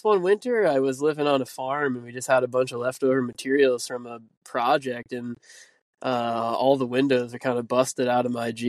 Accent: Burlington, Massachusetts, United States; moved away as an adult; also born or lived in New Hampshire; I grew up in New England, in just north of Boston, in Burlington, Massachusetts, so kind of suburbs there, and I spent, you know, from birth to around 18 living in the suburbs there

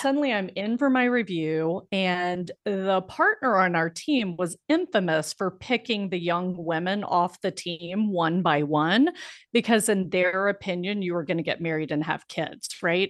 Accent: Biloxi, Mississippi, United States; moved away as an adult; I grew up in Biloxi, Mississippi, which is a small town in Mississippi right on the Gulf of Mexico.

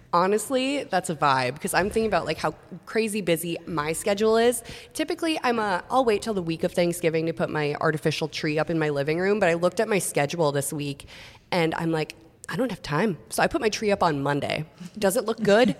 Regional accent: Long Prairie, Minnesota, United States; As a kid, I remember going because I'm from Long Prairie, so half an hour to this movie theater, closest one. And I saw so many movies growing up there

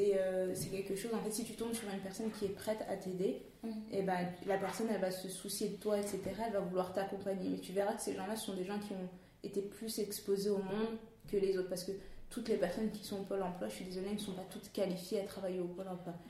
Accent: Paris region, Île-de-France, France; moved away as an adult; also born or lived in Canada; je suis née en région parisienne

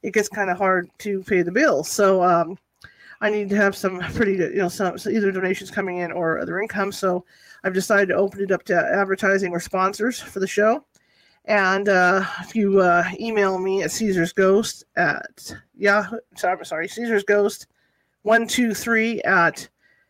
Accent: California, United States; I'm from California

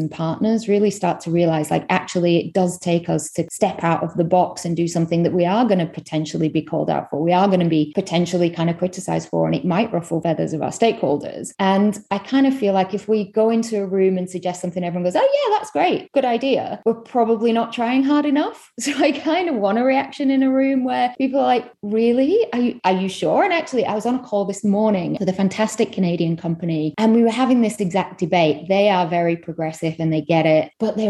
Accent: Manchester, North West England, United Kingdom; accent: UK; moved away as an adult; also born or lived in London / Delhi; now in New York, United States; I am originally from Manchester in the UK, via London, 8 years in Delhi, and the last 2 and a bit years in New York. So my accent might be wavering a little bit at this point.

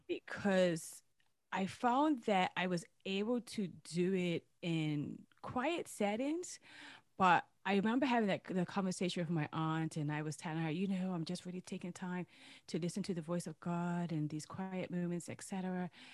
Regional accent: Bermuda; I hail from Bermuda

